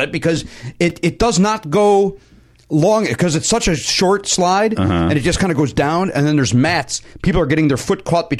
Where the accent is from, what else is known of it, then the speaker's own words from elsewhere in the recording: Chicago, Illinois, United States; moved away; where I grew up in Chicago